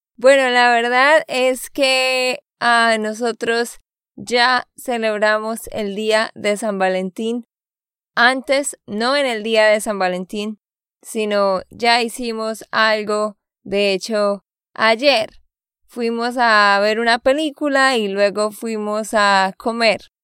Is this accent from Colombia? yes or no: yes; Santander, Colombia; de Santander, Colombia